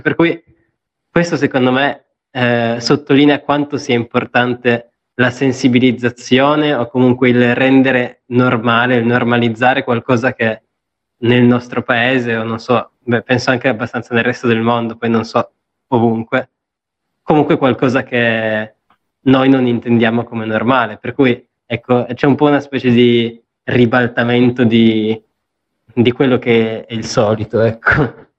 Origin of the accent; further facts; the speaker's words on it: Apulia, Italy; dalle mie parti in Puglia